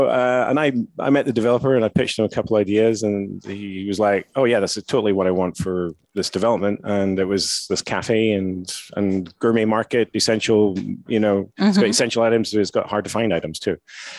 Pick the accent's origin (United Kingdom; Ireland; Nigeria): United Kingdom; Scottish Highlands, Scotland; moved away as an adult; also born or lived in Jordan / New York, United States; now in Las Vegas, United States; originally I'm from Scotland, up in the Highlands. Worked in the hotel business over there for a few years. Then moved to Jordan